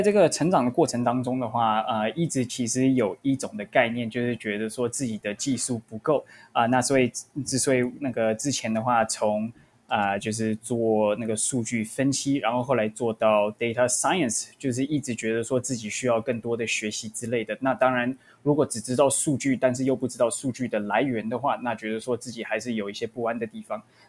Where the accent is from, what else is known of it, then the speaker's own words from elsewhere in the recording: Vancouver, British Columbia, Canada; moved away as an adult; now in United States; 我是从温哥华来到美国，然后先来这边是读大学的，然后我在大学的时候是读 UCLA，然后之后毕业之后就找到一个工作，正好有一个机会，然后来到矽谷。